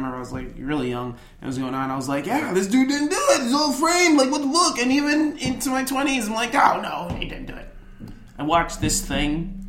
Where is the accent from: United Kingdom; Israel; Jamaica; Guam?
Jamaica; in my culture, I'm Jamaican.